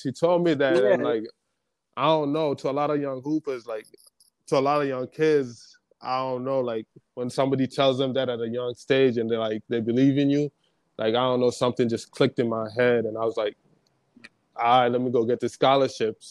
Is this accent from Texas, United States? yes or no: no; Minnesota, United States; also born or lived in Nairobi, Kenya; now in Oneonta, United States; Then when I was like 6 years old, my father ended up passing away, and my mom got a scholarship to come to the University of Minnesota.